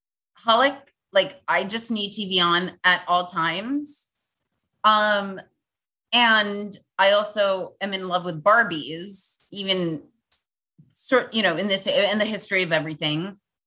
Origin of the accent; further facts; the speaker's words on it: New York, United States; growing up in New York